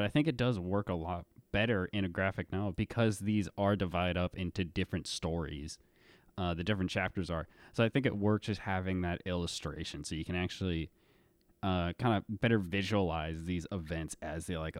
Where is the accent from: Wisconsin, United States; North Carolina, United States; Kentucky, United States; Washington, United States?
Kentucky, United States; Louisville; To me, my first image, I think of something that looks like downtown Louisville because that's where I grew up